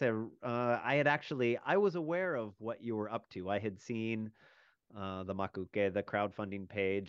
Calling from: Arkansas, United States; and I am dialing in from Arkansas to chat with Mr. Yoji Adachi

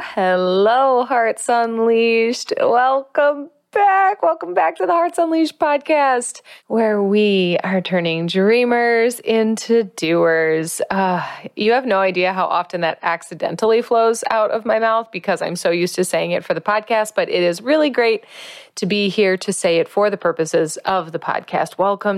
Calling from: La Fortuna, Alajuela, Costa Rica; I am calling in from Costa Rica. I am specifically calling in from La Fortuna, Costa Rica. I am practicing Spanish.

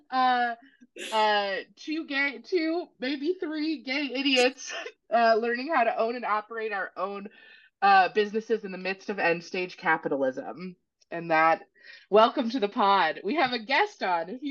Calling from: New Orleans, Louisiana, United States; I'm here from New Orleans

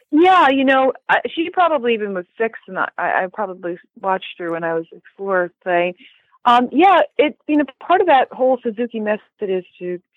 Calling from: Buffalo, New York, United States; Um, Buffalo, New York.

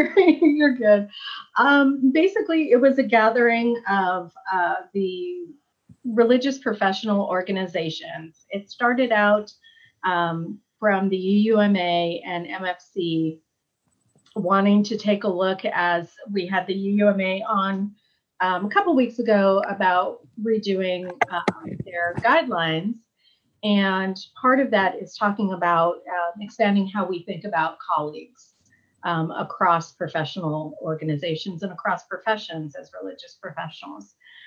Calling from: Charlottesville, Virginia, United States; I'm joining you from Charlottesville, Virginia, where it is just really, really warm

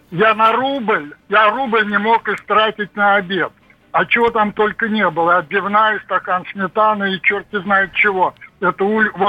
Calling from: Podolsk, Moscow Oblast, Russia; Я из Подольска.

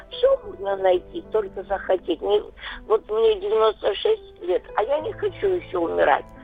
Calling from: Krasnodar, Krasnodar Krai, Russia; Вот я живу из Краснодара, звоню.

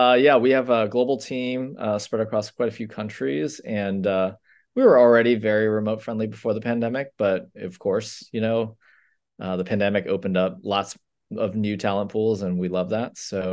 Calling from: San Francisco, California, United States; San Francisco. Me and four other people who have stayed in the Bay Area.

